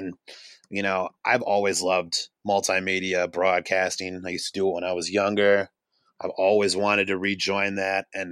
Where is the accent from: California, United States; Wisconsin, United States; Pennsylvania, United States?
Wisconsin, United States; Green Lake; grew up not in Milwaukee, but I grew up in Green Lake, Wisconsin, about 20 minutes from Oshkosh